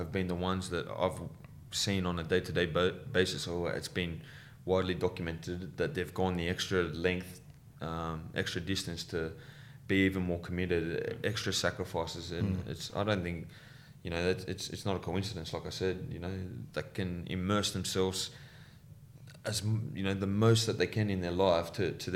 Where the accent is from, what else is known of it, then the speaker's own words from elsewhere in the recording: Sydney, New South Wales, Australia; growing up in Western Sydney